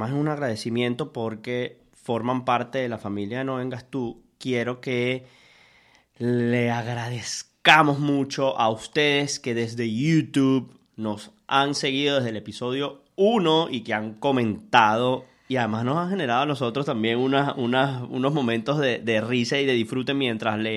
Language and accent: Spanish; Caracas, Capital District, Venezuela; soy de Caracas soy de Katia, del manicomio.